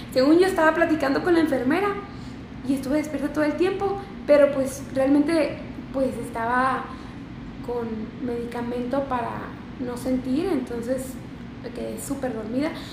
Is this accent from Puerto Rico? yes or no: no; Mexicali, Baja California, Mexico; now in Ensenada, Mexico; yo vivo en Ensenada, soy de Mexicali